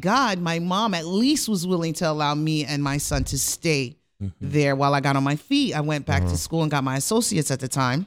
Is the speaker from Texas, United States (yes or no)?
no; Rockland County, New York, United States; I'm originally from Rockland County